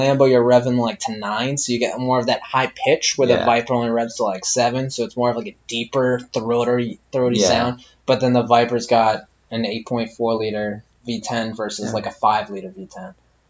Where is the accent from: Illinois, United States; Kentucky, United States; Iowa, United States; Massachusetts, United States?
Massachusetts, United States